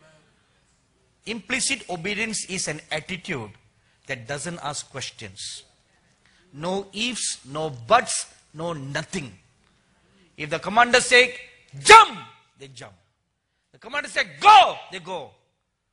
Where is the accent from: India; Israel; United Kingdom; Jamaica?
India; accent: Indian; my Indian accent